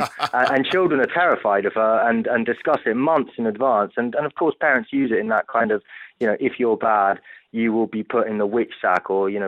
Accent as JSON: {"language": "English", "country": "Italy", "tie": "born or raised there", "said": "I grew up in Italy, and my parents, being British, you know, tried to tell me the best they could about Santa Claus."}